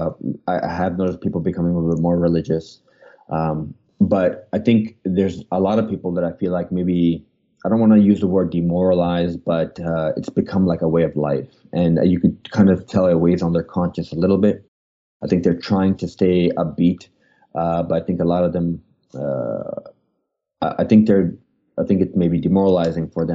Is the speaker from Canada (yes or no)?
yes; Canada; moved away; also born or lived in Pakistan (parents); I'm from Canada